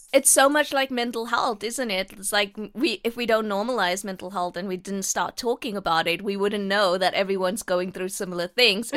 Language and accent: English; South Africa; I am born and brought up in South Africa